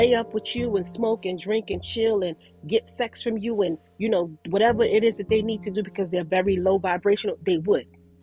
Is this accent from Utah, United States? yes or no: no; New York, United States; moved away; I'm from New York. I don't live in New York, but I'm from New York